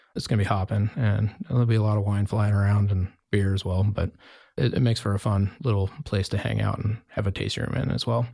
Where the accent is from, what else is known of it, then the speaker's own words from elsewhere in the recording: Jackson, Wyoming, United States; moved away as an adult; also born or lived in Oregon / Bend, Oregon; now in Carlton, United States; I grew up in Jacksonville, Wyoming